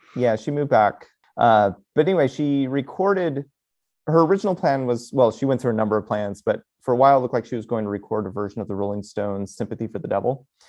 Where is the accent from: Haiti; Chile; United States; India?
United States; as American Latter-day Saints